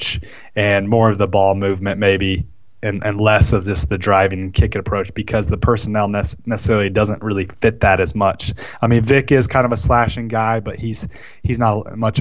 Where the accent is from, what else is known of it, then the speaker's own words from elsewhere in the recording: Kansas City, United States; I grew up in Kansas City